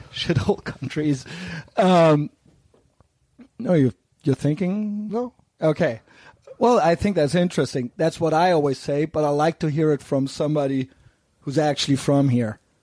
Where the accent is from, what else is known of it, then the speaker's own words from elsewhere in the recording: Cologne, North Rhine-Westphalia, Germany; I'm from Cologne